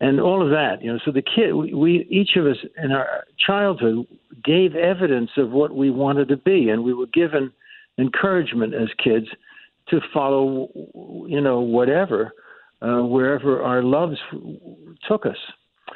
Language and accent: English; Yonkers, New York, United States; I grew up in Yonkers, New York